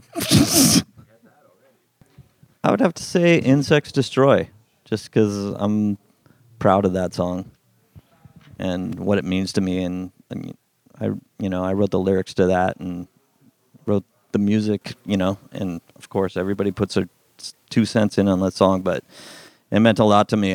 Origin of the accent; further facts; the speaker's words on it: Simi Valley, California, United States; Simi Valley is where I grew up